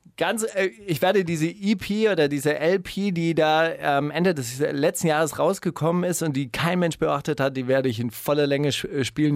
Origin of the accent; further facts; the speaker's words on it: West Germany, Germany; ich komme ja aus der Bundesrepublik Deutschland.